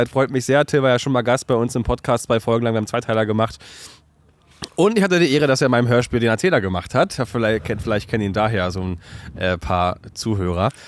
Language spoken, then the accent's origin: German; Chemnitz, Saxony, Germany; Kennst du, ich komme aus Chemnitz.